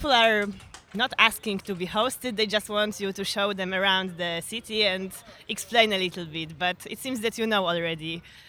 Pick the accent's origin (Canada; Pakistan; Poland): Poland; moved away as an adult; now in Barcelona, Spain; I'm from Poland, but I've been living in Barcelona for the last 4 years.